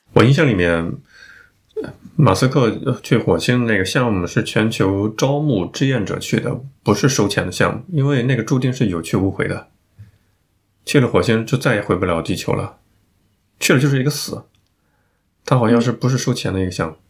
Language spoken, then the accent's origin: Chinese; northern China, China; 我作为一个北方人大开眼界